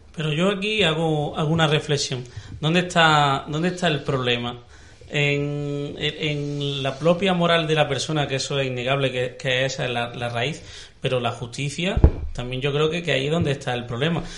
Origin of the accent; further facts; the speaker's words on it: Granada, Andalusia, Spain; somos los granadinos